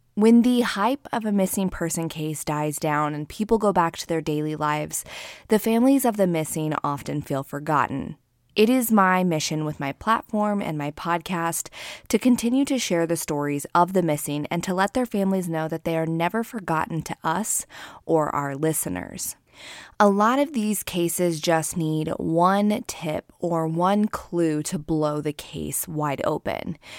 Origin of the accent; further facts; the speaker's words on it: Keizer, Oregon, United States; I grew up in the Salem, Kaiser, Oregon area.